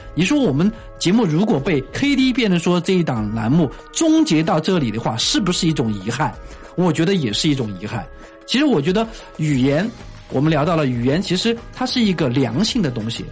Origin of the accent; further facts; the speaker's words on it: Leshan, Sichuan, China; 我的老家乐山就这么说话